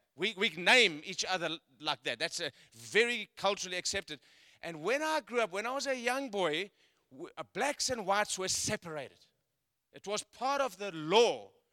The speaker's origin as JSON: {"language": "English", "country": "South Africa", "tie": "born or raised there", "moved": "yes", "said": "I come from South Africa. I was born in South Africa"}